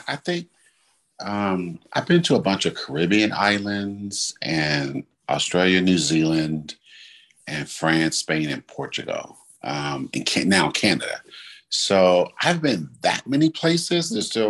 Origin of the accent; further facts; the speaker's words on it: California, United States; when I say I'm from California